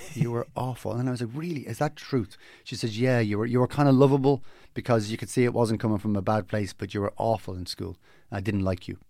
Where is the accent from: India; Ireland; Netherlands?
Ireland; Dublin, Leinster; I grew up in Ballymona, gr, a great place to grow up.